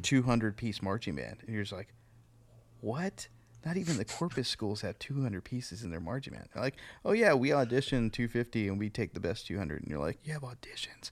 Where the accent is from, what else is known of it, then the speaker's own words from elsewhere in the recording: Kingsville, Texas, United States; I'm from Kingsville